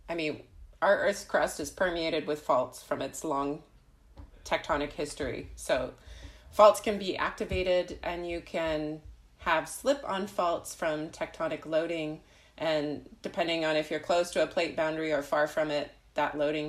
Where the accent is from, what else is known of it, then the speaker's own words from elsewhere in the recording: Southern California, United States; moved away as an adult; now in Germany; I come from Southern California